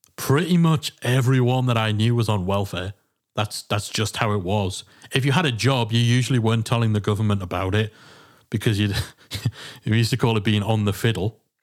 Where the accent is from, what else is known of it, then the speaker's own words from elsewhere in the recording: England, United Kingdom; being English